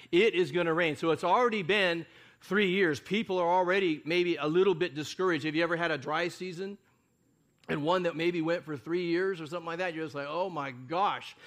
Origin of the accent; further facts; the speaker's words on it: United States; we're, uh, Americans, most of us